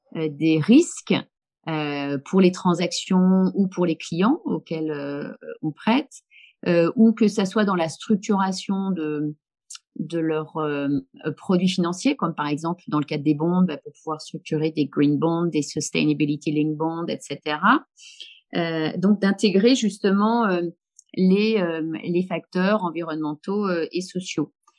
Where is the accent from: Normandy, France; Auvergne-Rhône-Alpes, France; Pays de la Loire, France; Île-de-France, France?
Auvergne-Rhône-Alpes, France; Haute-Savoie, near Annecy; moved away as an adult; also born or lived in Lille; je viens de Haute-Savoie, je viens d'Annecy, dans un petit village, donc plutôt zone rurale. mon père était menuisier